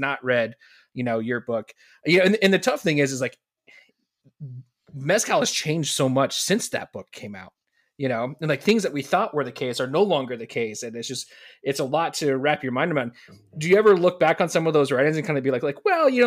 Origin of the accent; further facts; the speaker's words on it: just north of Sacramento, Northern California, United States; moved away as an adult; also born or lived in Montana; So I grew up in Northern California, grew up just north of Sacramento